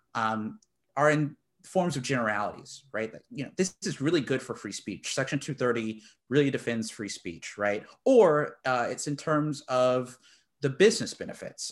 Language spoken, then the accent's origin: English; Texas, United States; I'm from the great state of Texas.